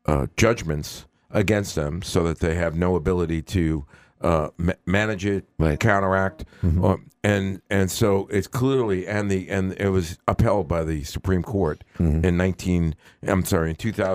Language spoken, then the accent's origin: English; New York, United States; also born or lived in Queens; now in Boston, United States; when I grew up in New York